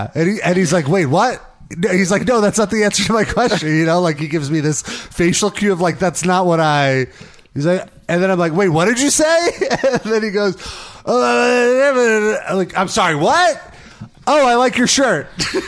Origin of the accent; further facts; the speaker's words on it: United Kingdom; So I find, like, so I'm British.